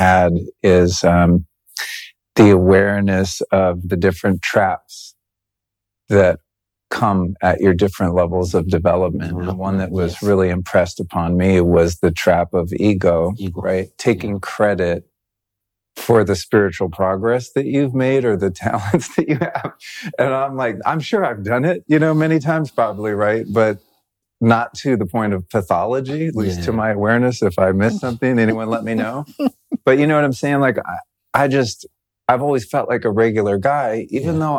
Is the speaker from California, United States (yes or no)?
yes; California, United States; I'm from California